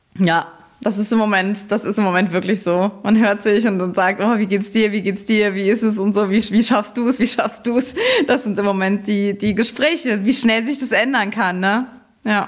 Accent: Saarbrücken, Saarland, Germany; ich komme ja aus Saarbrücken, aus dem Saarland.

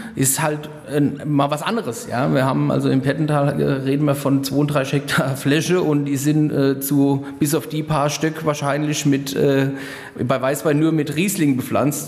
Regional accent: Rhenish Hesse, Rhineland-Palatinate, Germany; hier bei uns in Rheinhessen

